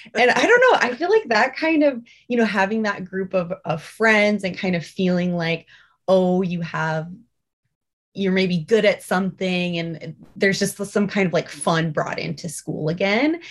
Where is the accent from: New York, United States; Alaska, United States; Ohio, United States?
Alaska, United States; We grew up in Alaska, um, born and raised up here